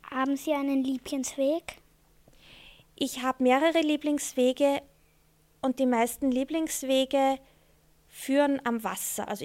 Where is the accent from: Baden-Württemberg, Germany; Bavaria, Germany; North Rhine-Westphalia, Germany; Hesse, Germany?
North Rhine-Westphalia, Germany; Dortmund; Ich bin in Dortmund im Ruhrgebiet zur Schule gegangen, in die alte Dorfschule, wo auch mein Vater schon hingegangen ist.